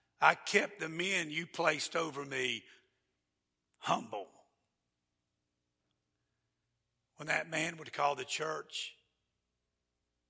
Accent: Georgia, United States; I'm from Georgia

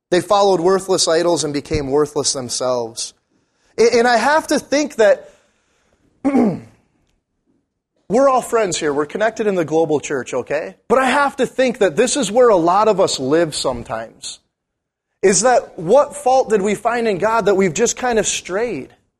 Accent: Munising, Michigan, United States; also born or lived in Bismarck, North Dakota; now in Duluth, United States; I'm from Uniseen

